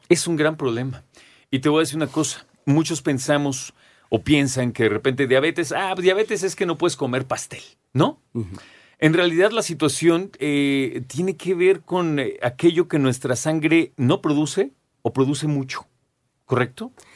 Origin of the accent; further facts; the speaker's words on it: Mexico; nosotros como mexicanos